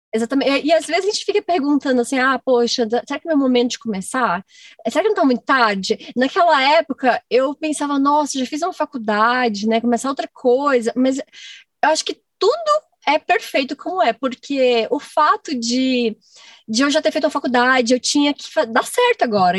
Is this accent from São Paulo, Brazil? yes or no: no; Goiás, Brazil; moved away as an adult; also born or lived in Minas Gerais; eu nasci em Goiás, hum. eu morava em fazenda, e eu só ia com meu pai e com a minha mãe em festa de peão, assim, na fazenda. Até os meus 18 anos